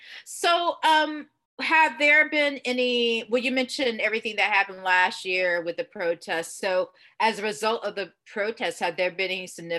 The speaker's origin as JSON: {"language": "English", "town": "Augusta", "region": "Georgia", "country": "United States", "tie": "born or raised there", "accent": "Southern", "said": "I grew up in Georgia in Augusta"}